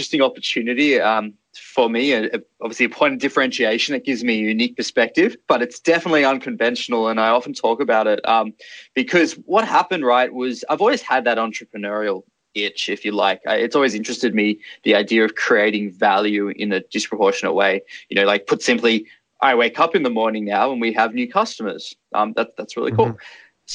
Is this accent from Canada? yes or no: no; Australia; the way I was brought up in Australia